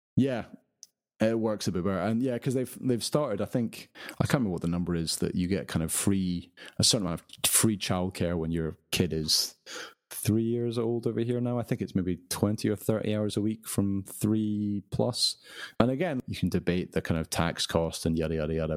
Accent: United Kingdom; being British

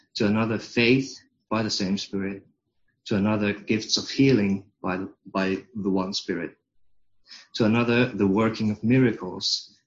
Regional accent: Finland; first language Finnish; English is a second language; my native tongue, Finnish.

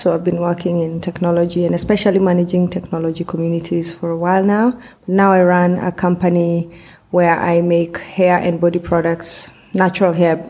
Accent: Kenya; from Kenya.

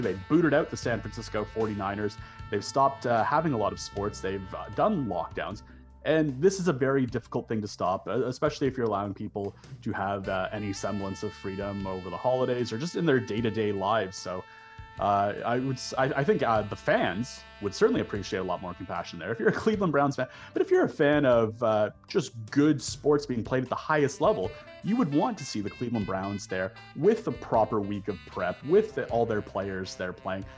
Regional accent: Toronto, Ontario, Canada; born or raised there

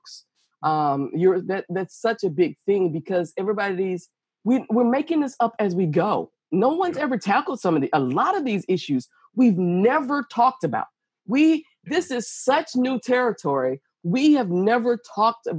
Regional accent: Georgia, United States; I was the only in many white circles growing up in Georgia.

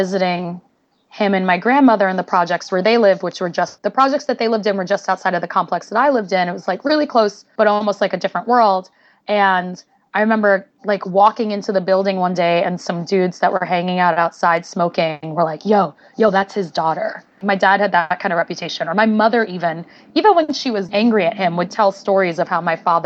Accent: New York City, New York, United States; moved away as an adult; also born or lived in Los Angeles; I grew up in Brooklyn in an area called East New York, and like I was born in 1981

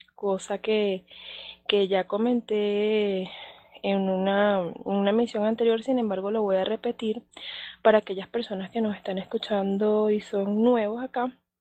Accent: Venezuela; now in Mexico City, Mexico; yo soy de Venezuela, actualmente estoy radicada acá en Ciudad de México

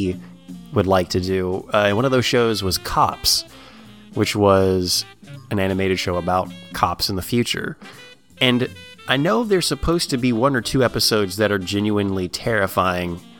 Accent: Tennessee, United States; we grew up in Tennessee

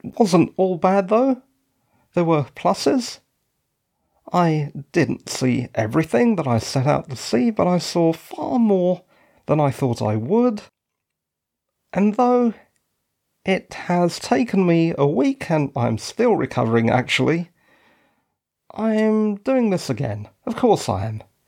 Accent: London, United Kingdom; moved away; I'm actually from London.

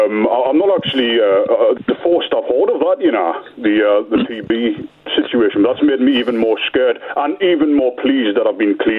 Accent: Newcastle upon Tyne, North East England, United Kingdom; I am from Newcastle, and today I will be identifying myself as a Geordie Magpie.

